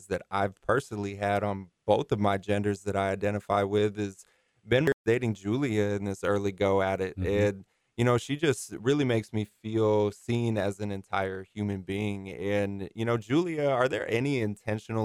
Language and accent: English; Iowa, United States; also born or lived in Des Moines; growing up in Iowa, I experienced a pretty conservative upbringing